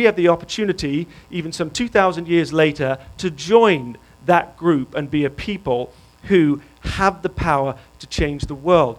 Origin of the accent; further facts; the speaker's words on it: England, United Kingdom; moved away; because I'm English, I have good eyesight